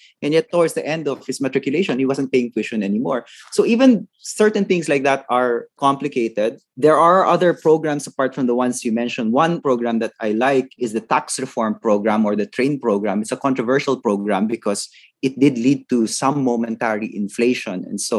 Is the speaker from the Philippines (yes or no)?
yes; Philippines